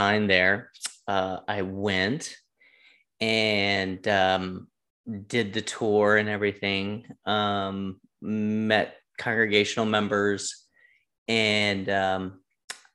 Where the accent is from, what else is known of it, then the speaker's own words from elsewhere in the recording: North Carolina, United States; moved away as an adult; also born or lived in Council Bluffs, Iowa; Go from Raleigh, Durham, North Carolina to Council Bluffs, Iowa